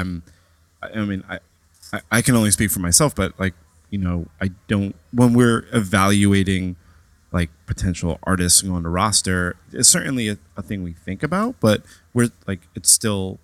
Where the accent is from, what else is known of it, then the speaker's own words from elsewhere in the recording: New York, United States; born and raised in New York